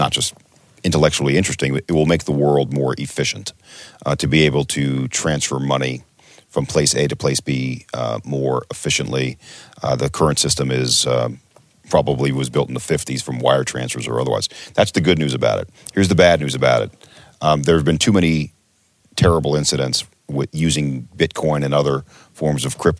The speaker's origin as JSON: {"language": "English", "country": "United States", "said": "I'm an American"}